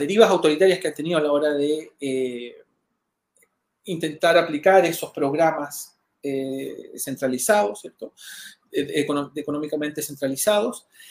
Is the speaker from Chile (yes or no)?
yes; Chile